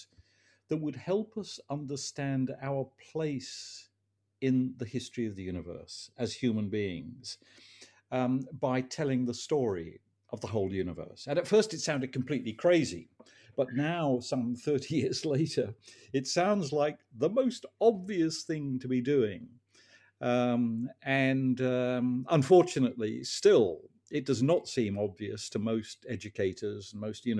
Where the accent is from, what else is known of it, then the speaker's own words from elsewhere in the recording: England, United Kingdom; As a teenager growing up in England